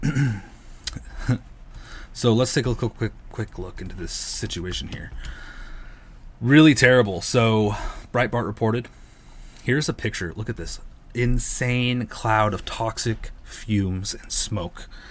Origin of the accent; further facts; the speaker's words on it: California, United States; I'm from California